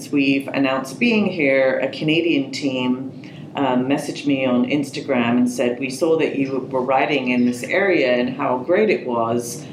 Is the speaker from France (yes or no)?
no; England, United Kingdom; also born or lived in Marin County, California; now in United States; in an Olympics in my home country.